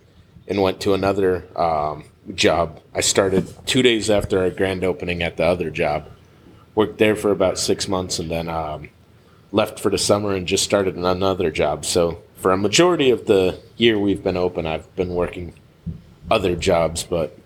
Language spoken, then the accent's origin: English; New Jersey, United States; moved away as an adult; also born or lived in Pittsburgh, Pennsylvania; now in Marysville, United States; I grew up in New Jersey